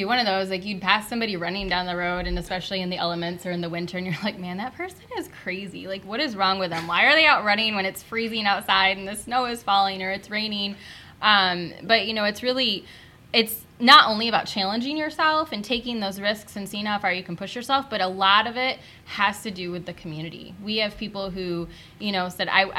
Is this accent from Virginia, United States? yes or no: no; Battle Creek, Michigan, United States; Born and raised